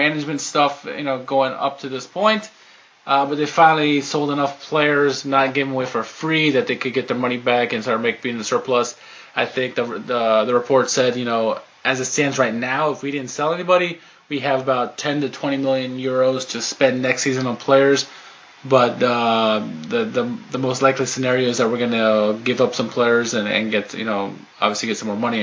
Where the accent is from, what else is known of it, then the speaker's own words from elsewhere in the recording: United States; we're American